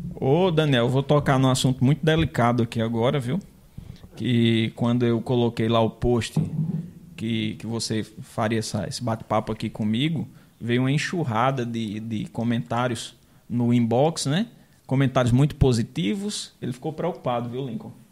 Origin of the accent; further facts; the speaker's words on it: Rio Tinto, Paraíba, Brazil; moved away as an adult; also born or lived in Mamanguape; eu nasci em Mamanguape, né? morei a vida toda, até os 22 anos em Rio Tinto